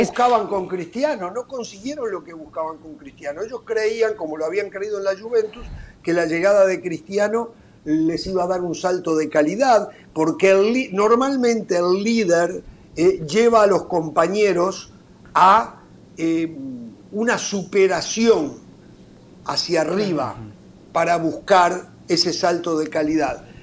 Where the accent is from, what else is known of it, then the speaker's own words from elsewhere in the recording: Uruguay; en mi país